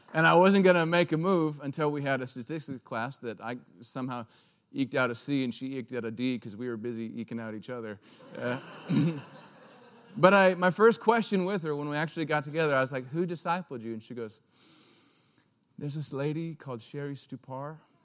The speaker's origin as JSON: {"language": "English", "region": "Alaska", "country": "United States", "also_born_or_lived": "Durango, Colorado", "moved": "as an adult", "said": "I'm from Alaska"}